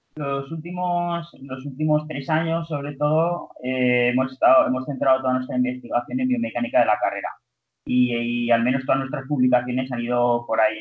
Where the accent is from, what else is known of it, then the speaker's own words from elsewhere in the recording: Zaragoza, Aragon, Spain; also born or lived in Barcelona; Yo soy de Zaragoza y hice primero fisioterapia aquí en la Universidad de Zaragoza